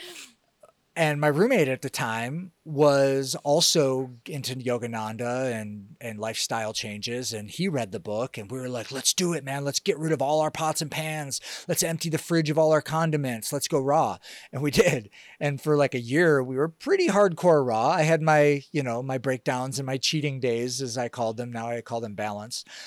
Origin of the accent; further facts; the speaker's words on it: Detroit, Michigan, United States; now in Costa Rica; I grew up in Detroit